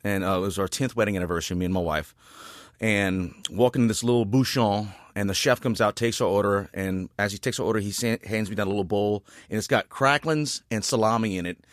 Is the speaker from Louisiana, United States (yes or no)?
yes; Rayne, Louisiana, United States; I was born and raised in Rain, Louisiana, right outside Lafayette